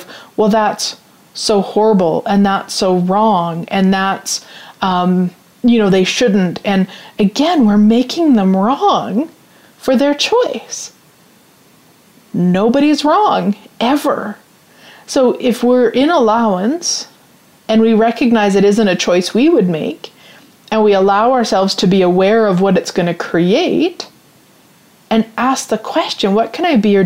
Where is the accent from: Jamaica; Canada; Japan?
Canada; even though I'm Canadian